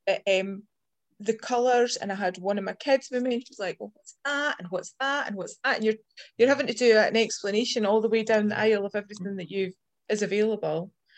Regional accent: Ontario, Canada; And I grew up in Ontario, Canada

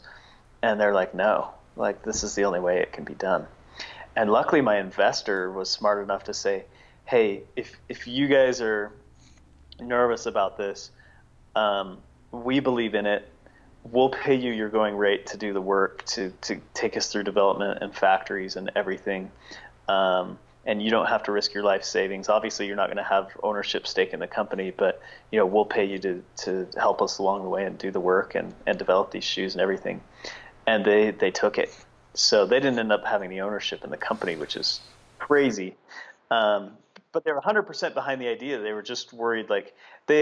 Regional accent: United States; I was very comfortable there as an American

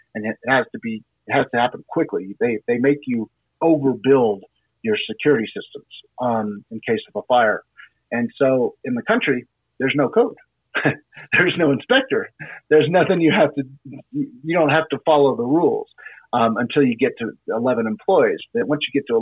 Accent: Houston, Texas, United States; also born or lived in Bremerton, Washington / Boston, Massachusetts / Dallas, Texas; So I grew up in Houston. I was in Houston from basically the second grade all the way up until high school, and then went to high school in Dallas

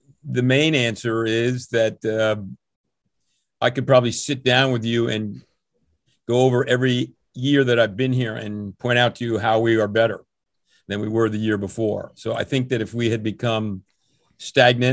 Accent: Princeton, New Jersey, United States; I grew up in Princeton, New Jersey

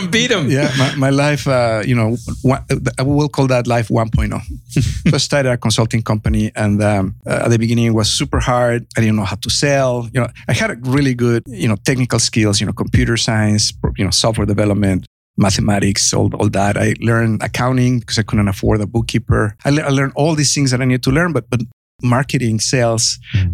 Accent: Mexico; now in United States; I have a heavy accent. I'm originally from Mexico.

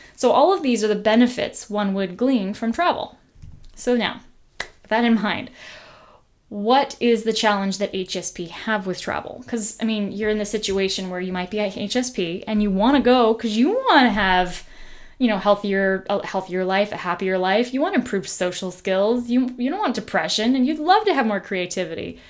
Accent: United States; I'm this person from the United States of America, not from their country

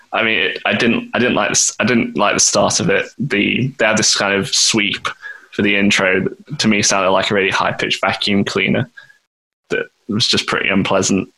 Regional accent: Nottingham, East Midlands, United Kingdom; we're from Nottingham

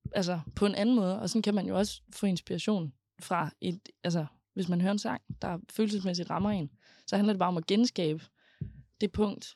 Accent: Aarhus, Central Denmark Region, Denmark; jeg er født og opvokset i Højbjerg

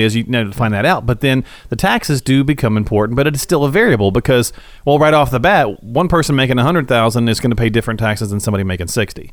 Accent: Morristown, Tennessee, United States; I'm from Morristown

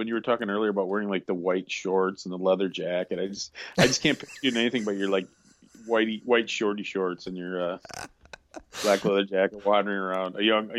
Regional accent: Wisconsin, United States; Me growing up in Wisconsin, I remember the snowbanks so tall that you could... If you fell off one, you'd break your neck.

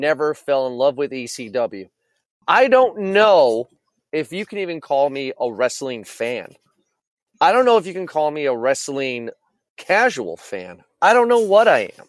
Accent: Toledo, Ohio, United States; Toledo, Ohio, my hometown here

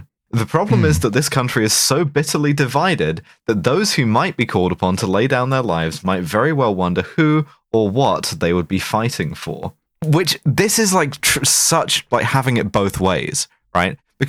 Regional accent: United Kingdom; In the event of all-out war with Russia, I think my bit as a British citizen is to get, like, scattered across a fairly wide area fairly quickly.

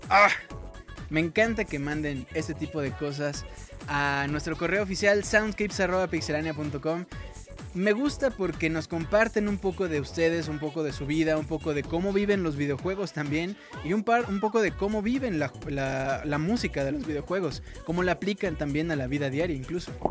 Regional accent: Morelos, Mexico; now in Medellín, Colombia; Originalmente soy de Morelos, solo que ahora los mando saludar desde Medellín, Colombia.

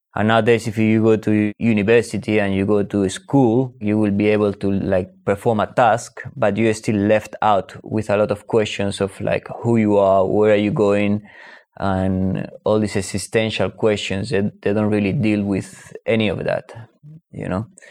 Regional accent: Spain; I'm Spanish and I, and I grew up in Spain

